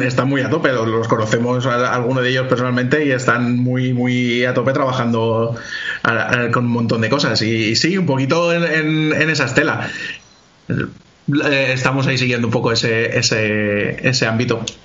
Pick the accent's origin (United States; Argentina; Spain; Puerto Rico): Spain; Alaquàs, Valencian Community; yo toda mi vida la he hecho aquí en, en Alacuas y nada, carrera, el colegio, instituto